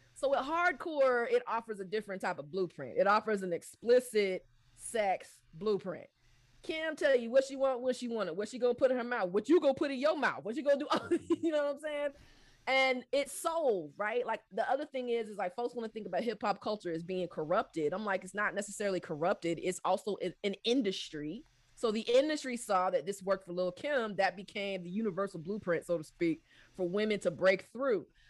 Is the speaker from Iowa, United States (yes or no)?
no; Southwest Georgia, United States; also born or lived in DMV (Washington metropolitan area); growing up in Southwest Georgia